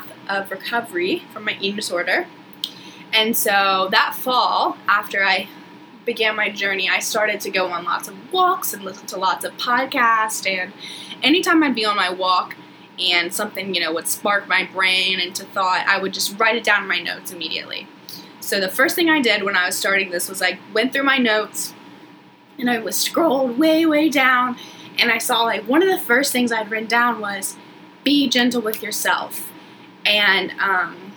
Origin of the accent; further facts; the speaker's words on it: Chattanooga, Tennessee, United States; also born or lived in South Georgia, United States; now in Charleston, United States; I grew up in South Georgia and moved to Chattanooga, Tennessee when I was about in third grade. You know, went to elementary school, high school, middle school, all the good stuff there